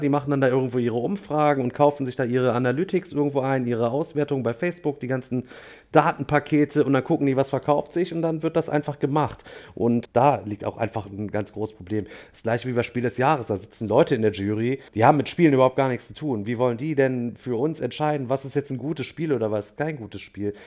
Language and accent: German; Germany; als Deutsche